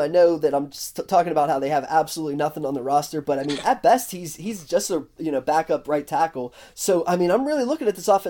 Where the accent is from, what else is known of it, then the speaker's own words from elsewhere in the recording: Pittsburgh, Pennsylvania, United States; we're both from Pittsburgh here